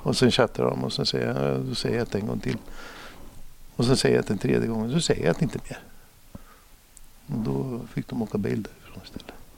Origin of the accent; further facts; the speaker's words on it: Norrköping, Östergötland, Sweden; also born or lived in Stockholm; vi har ju Norrköping en gammal eh, tygstad